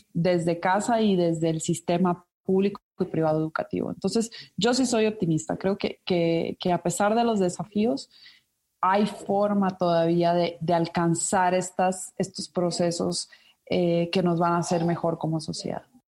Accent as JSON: {"language": "Spanish", "country": "Ecuador", "tie": "born or raised there", "moved": "yes", "lives_now": "Mexico", "said": "yo soy ecuatoriana de nacimiento, nací en Ecuador"}